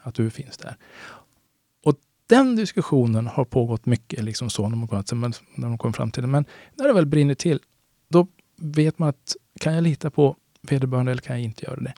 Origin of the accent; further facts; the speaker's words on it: Sweden; jag är också svensk